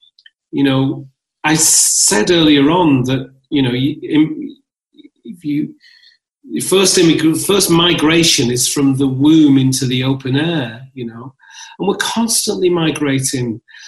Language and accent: English; Northern England, United Kingdom; now in London, United Kingdom; I'm also a northern lad. I'm also a Londoner because I live in London. I'm also a citizen of England. I am a citizen. I am a born from Ethiopia, son of Ethiopia.